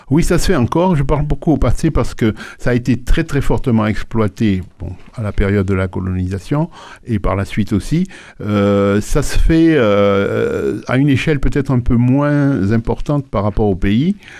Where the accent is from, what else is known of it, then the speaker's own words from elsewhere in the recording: Port-au-Prince, Ouest, Haiti; moved away as an adult; now in France; je suis né à Port-au-Prince en 1947 et je suis venu en France en, à, à, 20